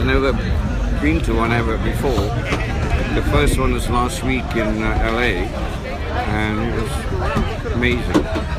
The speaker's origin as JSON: {"language": "English", "region": "Kuala Lumpur", "country": "Malaysia", "tie": "born or raised there", "moved": "yes", "lives_now": "Manchester, United Kingdom"}